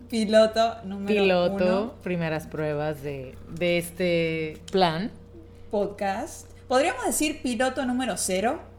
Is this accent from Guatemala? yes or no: no; Argentina; de Argentina.